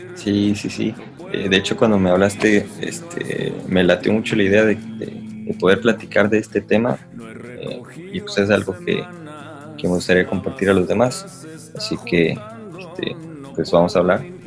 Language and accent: Spanish; Piedras Negras, Coahuila, Mexico; moved away; las personas que somos de Piedras Negras y que hemos vivido en otras partes